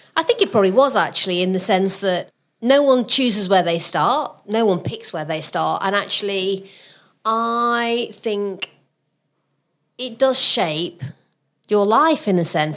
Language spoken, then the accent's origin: English; Rotherham, Yorkshire and the Humber, United Kingdom; moved away as an adult; also born or lived in Southampton; my ambition when I was growing up in Rotherham was I wanted to be the first in my family to get to university